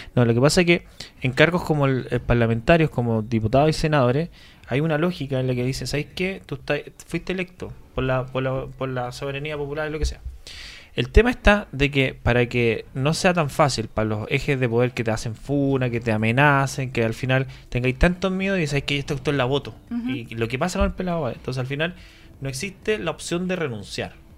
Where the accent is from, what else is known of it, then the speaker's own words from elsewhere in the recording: Chile; now in Spain; somos todos chilenos